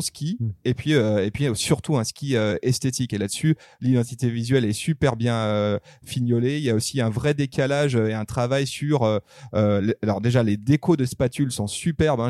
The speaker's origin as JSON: {"language": "French", "area": "upper Arve valley", "region": "Auvergne-Rhône-Alpes", "country": "France", "tie": "born or raised there", "said": "je suis né dans la Dynastar Valley, on va dire, c'est-à-dire dans la haute vallée de l'Arve"}